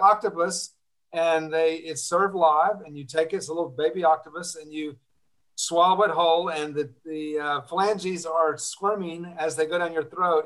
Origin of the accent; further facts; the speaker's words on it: Atlanta, Georgia, United States; I was born in Georgia, and uh, very early on, I, I, happened to grow up in a, an exclusively Jewish neighborhood in Atlanta.